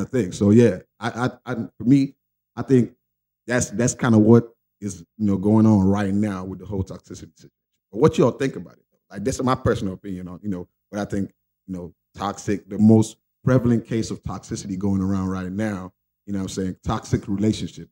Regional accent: Nigeria; I'm Nigerian

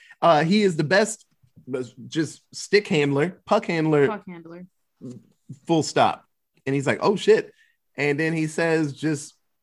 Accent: Texas, United States; And I'm from Texas.

